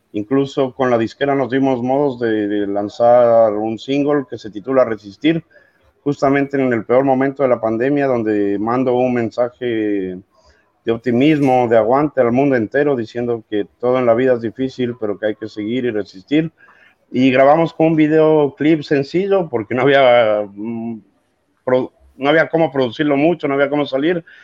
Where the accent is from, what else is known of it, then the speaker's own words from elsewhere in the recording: Ecuador; now in Argentina; soy ecuatoriano